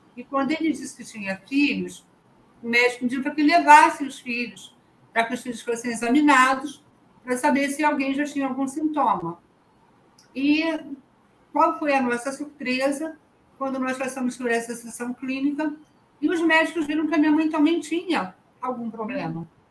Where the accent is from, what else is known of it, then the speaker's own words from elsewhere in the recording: Rio de Janeiro, Brazil; Eu sou da cidade do Rio de Janeiro